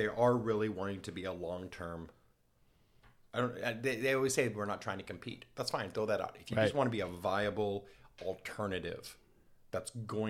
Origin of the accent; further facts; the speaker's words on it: Tulsa, Oklahoma, United States; from Tulsa.